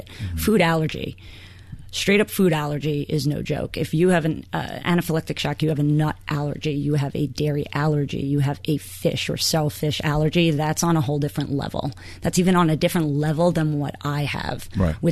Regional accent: New York City, New York, United States; now in Boston, United States; I'm from Queens

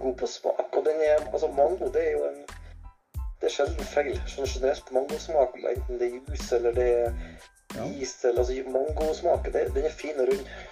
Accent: Trøndelag, Norway; also born or lived in Orkanger; Jeg vokste opp i Trøndelag

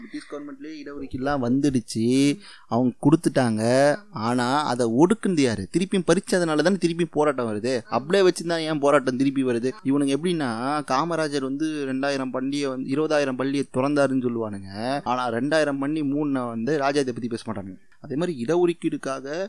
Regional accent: Kanchipuram, Tamil Nadu, India; நான் காஞ்சிபுரத்தில் பிறந்தேன்

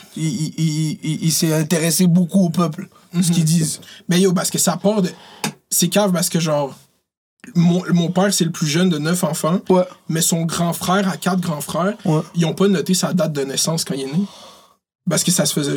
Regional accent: Montreal, Quebec, Canada; also born or lived in Laval; moi, j'ai grandi à Montréal

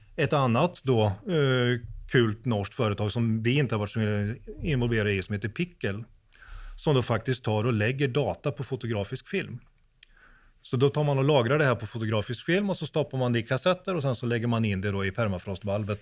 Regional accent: Sweden; now in Norway; jag är svensk, men jag bor i Norge

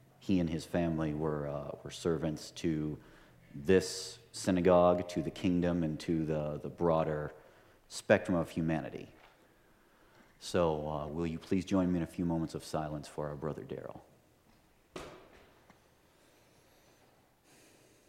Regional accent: Montana, United States; I'm from Montana

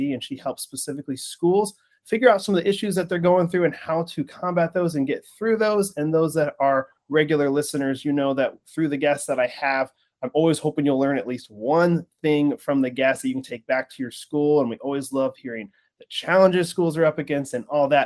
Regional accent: Alaska, United States; moved away as an adult; now in Florida, United States; I'm from Alaska and lived there for 14 years before my wife and I moved to Florida

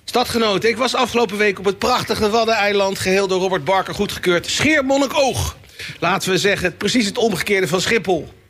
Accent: The Hague, South Holland, Netherlands; als Hagenees

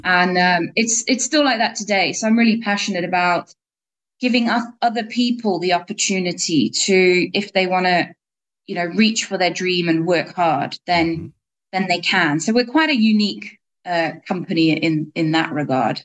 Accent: England, United Kingdom; moved away as an adult; also born or lived in South Africa; I grew up in England

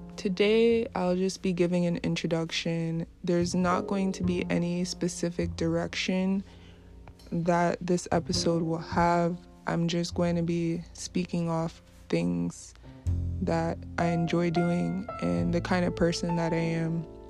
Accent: New York, United States; also born or lived in Brooklyn, New York; I grew up in New York. Uh, I was born in Brooklyn, New York, and raised in the suburbs of New York.

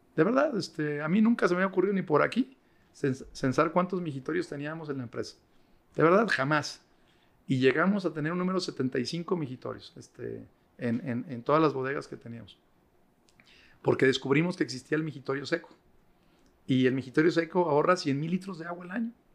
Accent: Mexico; yo también soy mexicano

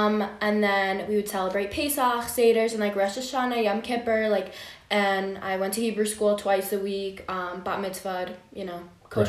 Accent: Chicago, Illinois, United States; I'm from Chicago.

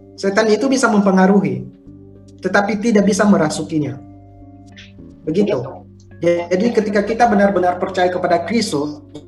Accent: Nias Island, North Sumatra, Indonesia; moved away; saya berasal dari Sumatera, Pulau Nias

